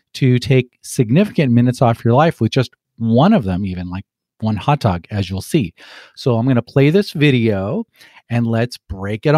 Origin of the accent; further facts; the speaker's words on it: Los Angeles, California, United States; moved away as an adult; also born or lived in Scotland / Dartmouth / St. Louis / Kansas City; being a kid growing up in Los Angeles